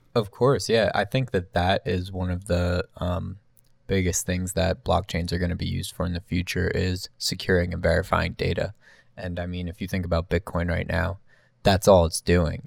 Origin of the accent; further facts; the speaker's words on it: New Jersey, United States; me growing up in New Jersey